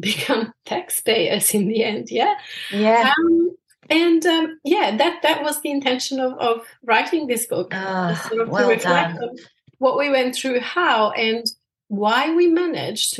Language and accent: English; Sarajevo, Bosnia & Herzegovina; born or raised there; English is a second language; moved away as an adult; now in Australia